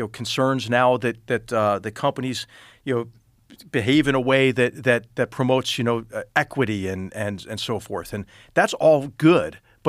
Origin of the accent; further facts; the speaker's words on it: Philadelphia, Pennsylvania, United States; You know, I'm from Philadelphia, so I'm glad to see him land there